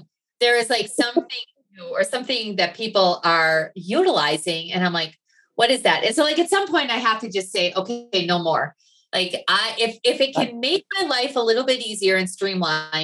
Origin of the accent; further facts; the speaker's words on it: Wisconsin, United States; moved away; I grew up in Wisconsin. You can still hear the accent every once in a while.